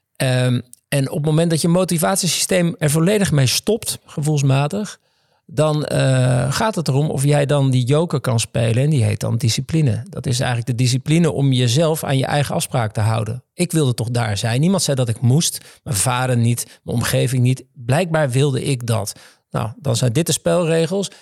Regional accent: Netherlands; ik ben opgegroeid in Zwifterband

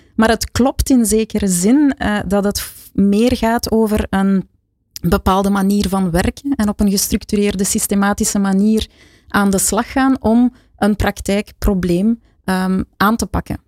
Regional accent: Flanders, Belgium; ik een bescheiden Vlaming ben

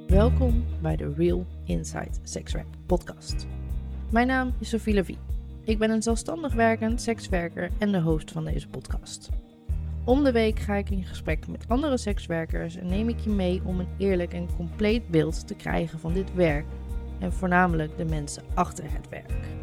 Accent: Koekange, Drenthe, Netherlands; Maar ik ben een kleine boerentrien. Ik kom uit Koekangen.

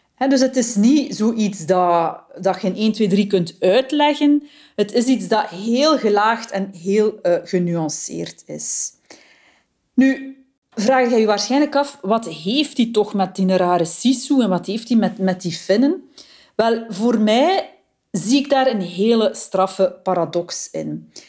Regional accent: Flanders, Belgium; bij ons in Vlaanderen

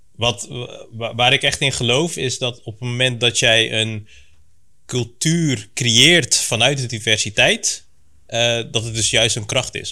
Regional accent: Breda, North Brabant, Netherlands; moved away as an adult; now in Capelle aan den IJssel, Netherlands; geboren en getogen in Breda, maar sinds nou, een aantal maanden woonachtig in in Capelle aan de IJssel

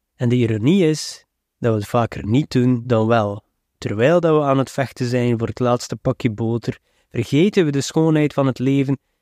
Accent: West Flanders, Belgium; als West-Vlaming

